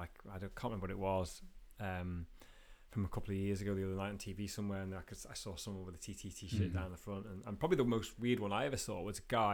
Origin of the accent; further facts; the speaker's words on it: Sulby, Isle of Man; I grew up in Sulby, and my mum and dad's house when I grew up was on Sulby Strait